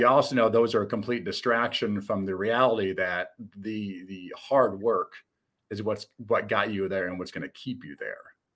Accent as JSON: {"language": "English", "region": "Midwest", "country": "United States", "said": "I'm a Midwesterner."}